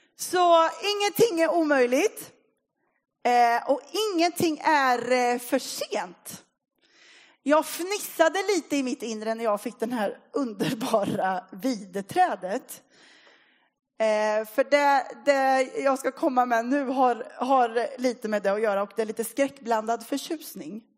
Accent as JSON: {"language": "Swedish", "town": "Linköping", "region": "Östergötland", "country": "Sweden", "tie": "born or raised there", "moved": "as an adult", "lives_now": "Motala, Sweden", "said": "Jag är uppvuxen i Linköping"}